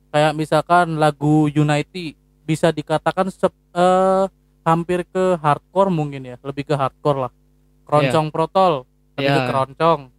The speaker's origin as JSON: {"language": "Indonesian", "town": "Tegal", "region": "Central Java", "country": "Indonesia", "said": "Kalau gua uh, asalnya dari Tegal sebenarnya. Tegal Jawa Tengah kalau kalian tahu"}